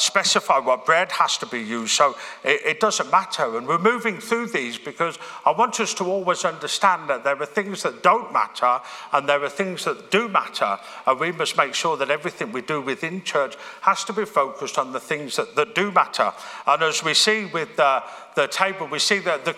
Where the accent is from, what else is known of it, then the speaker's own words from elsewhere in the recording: Birmingham, West Midlands, United Kingdom; moved away; church I grew up in Birmingham